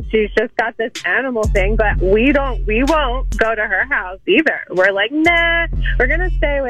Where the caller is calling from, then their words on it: Drexel Hill, Pennsylvania, United States; I'm calling from Drexel Hill.